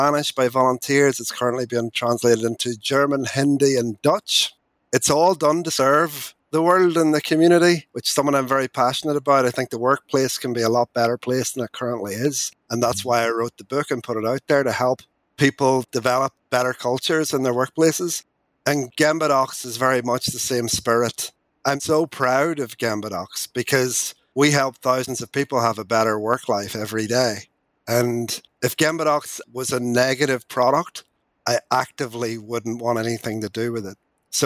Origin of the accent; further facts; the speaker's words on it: Northern Ireland, United Kingdom; moved away as an adult; also born or lived in England; As you can tell by my accent, I grew up in Northern Ireland. I'm a farmer's boy.